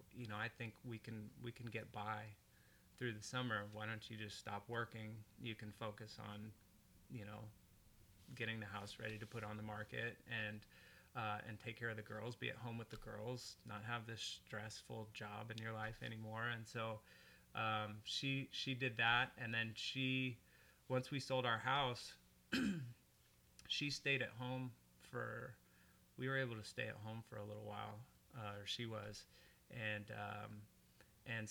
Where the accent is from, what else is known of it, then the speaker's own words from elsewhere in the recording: Portland, Oregon, United States; now in West Linn, United States; I grew up in northeast Portland.